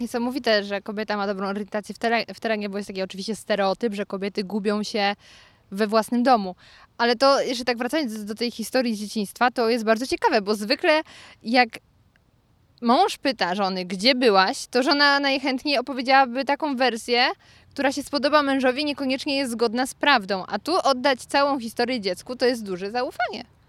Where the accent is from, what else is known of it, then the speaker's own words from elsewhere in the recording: Lower Silesian Voivodeship, Poland; moved away as an adult; now in Warsaw, Poland; z pochodzenia nie jestem warszawianką. jestem z Dolnego Śląska